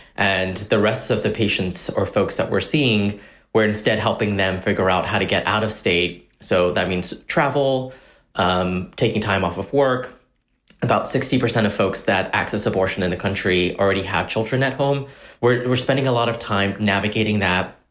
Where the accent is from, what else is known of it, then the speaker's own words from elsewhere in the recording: Corsicana, Texas, United States; growing up in Corsicana, uh, being we were undocumented at the time